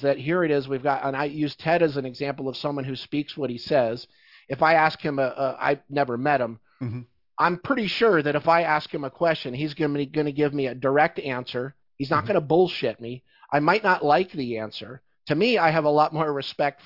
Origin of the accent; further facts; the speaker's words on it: Philadelphia, Pennsylvania, United States; I grew up in Philadelphia, so that's like my, that's my childhood